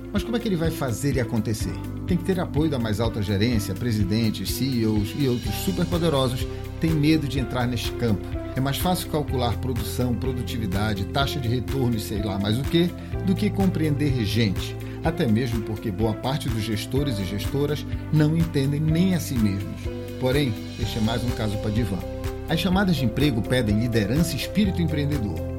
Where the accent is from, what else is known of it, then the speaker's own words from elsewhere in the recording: Pará, Brazil; Como bom paraense